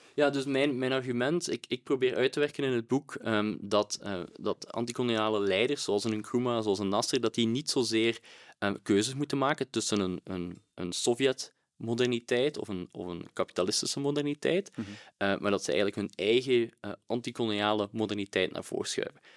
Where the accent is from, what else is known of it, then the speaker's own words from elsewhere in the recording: Belgium; als Belg